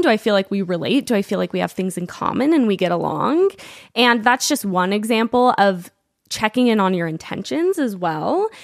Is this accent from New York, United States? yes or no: no; Provo, Utah, United States; we grew up in Provo, we all went to high school together